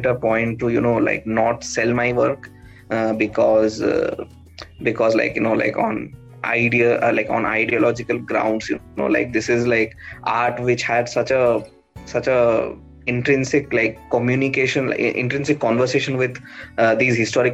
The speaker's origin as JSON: {"language": "English", "area": "Bhubaneswar, Chilika Lake", "region": "Odisha", "country": "India", "tie": "born or raised there", "said": "So, I come from Bhubaneswar. My entire childhood was spent in and around the Chilika Lake."}